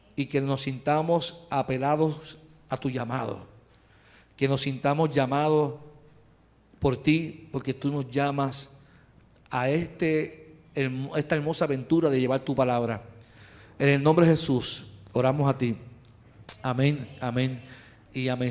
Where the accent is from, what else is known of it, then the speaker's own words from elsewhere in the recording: Carolina, Puerto Rico; soy de Carolina